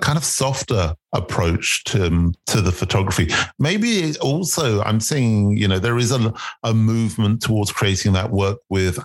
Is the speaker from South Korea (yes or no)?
no; London, United Kingdom; he documents the streets I grew up on and I was born in South London